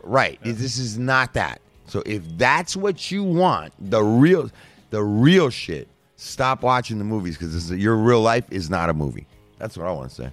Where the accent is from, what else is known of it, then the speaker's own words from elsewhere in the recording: United States; Born and raised in America